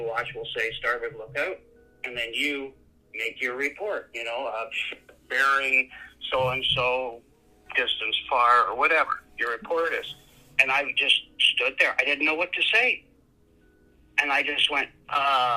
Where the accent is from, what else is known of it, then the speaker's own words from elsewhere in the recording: Yorkton, Saskatchewan, Canada; I grew up in York and Saskatchewan